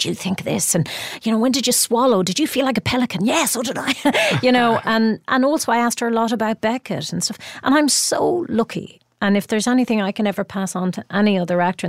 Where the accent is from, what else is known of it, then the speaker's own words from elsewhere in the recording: Ireland; being Irish